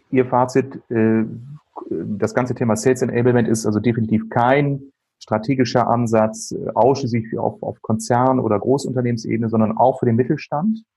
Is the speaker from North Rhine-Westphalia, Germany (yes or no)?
yes; Bielefeld, North Rhine-Westphalia, Germany; Ich komme ja aus Bielefeld, Herford, Ostwestfalen.